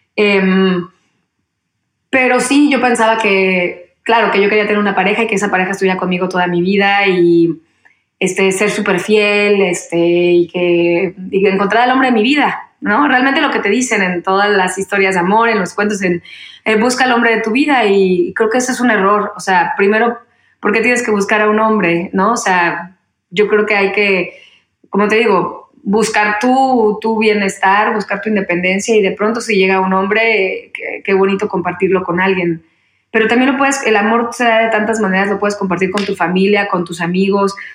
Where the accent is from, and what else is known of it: Mexico; moved away as an adult; also born or lived in Mexico City